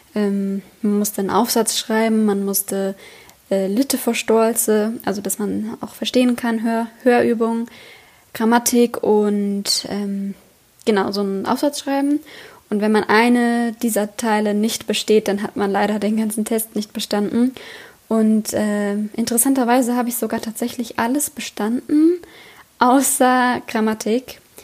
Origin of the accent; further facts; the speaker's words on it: Germany; moved away; also born or lived in Oslo; als Deutscher